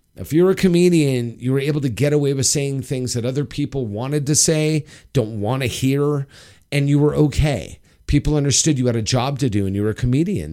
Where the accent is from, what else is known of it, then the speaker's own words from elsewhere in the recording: Los Angeles, California, United States; my hometown, Hollywood Bowl